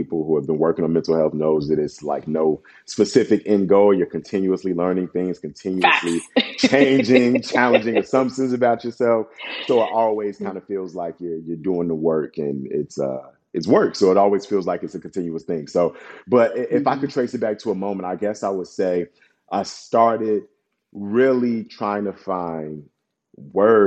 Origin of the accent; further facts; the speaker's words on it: Chicago, Illinois, United States; I'm Ghanaian from the city of Chicago